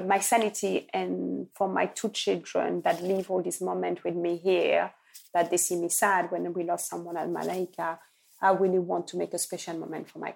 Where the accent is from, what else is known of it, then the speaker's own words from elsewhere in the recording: Belgium; also born or lived in Lubumbashi, Congo; now in England; I left Congo at 5 when my father died. But I grew up with families in Belgium